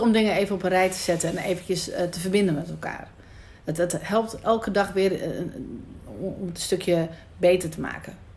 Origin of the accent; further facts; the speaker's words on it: Amsterdam, North Holland, Netherlands; Ik kom uit het ghetto. Ik kom uit Amsterdam-Noord